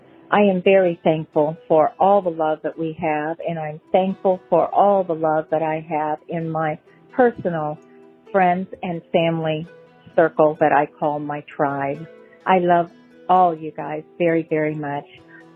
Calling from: Missouri, United States; I'm calling from Missouri.

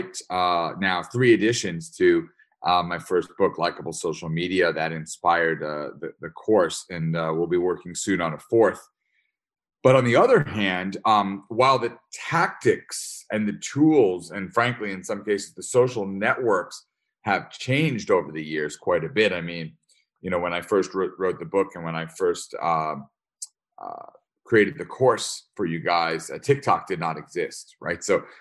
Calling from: upstate New York, United States; I am calling in from upstate New York.

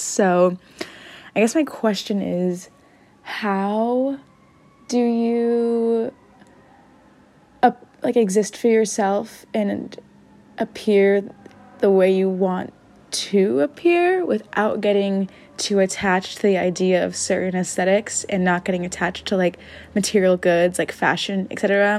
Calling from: San Diego, California, United States; I'm calling in from San Diego with a question.

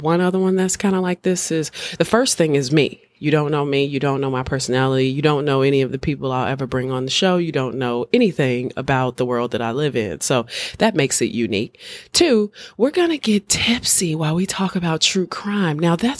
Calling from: Chicago, Illinois, United States; I'm speaking from Chicago, one of the greatest cities on the planet.

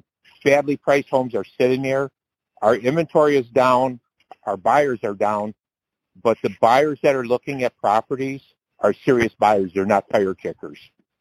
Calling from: Detroit, Michigan, United States; I'm calling from Detroit, Michigan area.

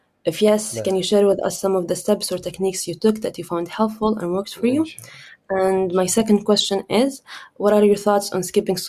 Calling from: Canada

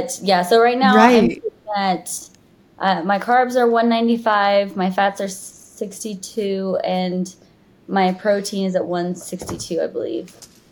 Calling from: Utah, United States; Okay, sorry about that. I'm coming in from Utah.

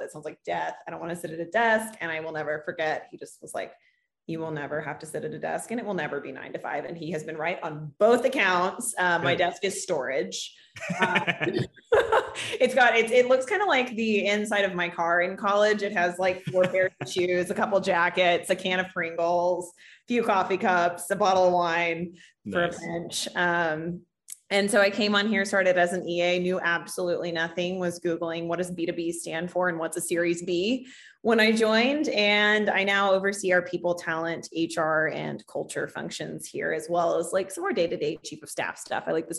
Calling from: New York City, New York, United States; I am calling in from One World Trade in New York City on the 74th floor

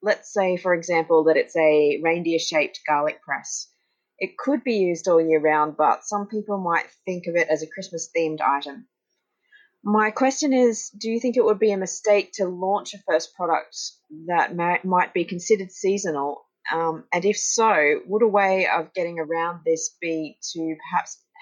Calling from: Brisbane, Queensland, Australia; I'm checking in from Brisbane, Australia.

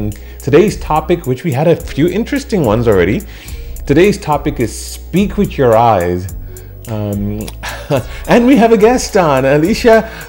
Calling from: Houston, Texas, United States; And I'm calling in from Houston, Texas.

